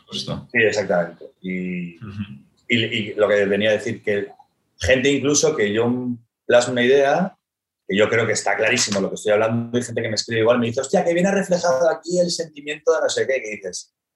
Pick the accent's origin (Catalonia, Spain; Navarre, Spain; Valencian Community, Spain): Catalonia, Spain; Barcelona; soy un, soy un creativo, me considero al final creativo eh, de Barcelona